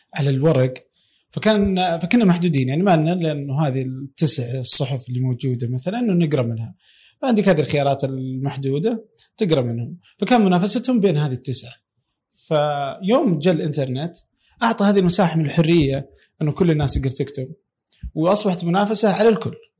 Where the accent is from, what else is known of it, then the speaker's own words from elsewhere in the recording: Saudi Arabia; عندنا في السعودية